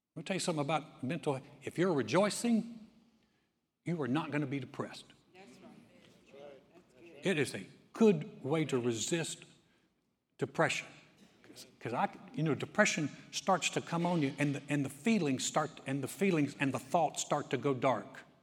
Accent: North Carolina, United States; now in Texas, United States; I grew up in North Carolina

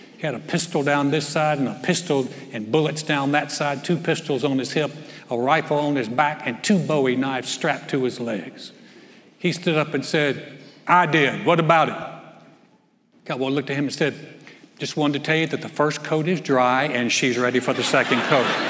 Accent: North Carolina, United States; moved away; my hometown in North Carolina

